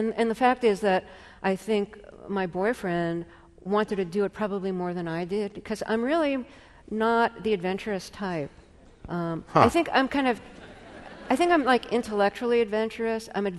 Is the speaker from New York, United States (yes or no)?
yes; New York City, New York, United States; Growing up in Brooklyn